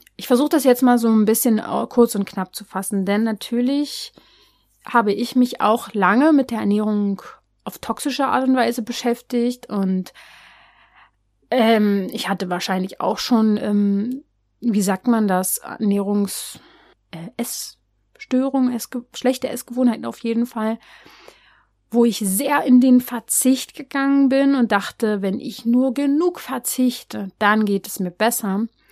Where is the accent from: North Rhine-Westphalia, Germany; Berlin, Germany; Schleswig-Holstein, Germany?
Berlin, Germany; ich bin ja aus Berlin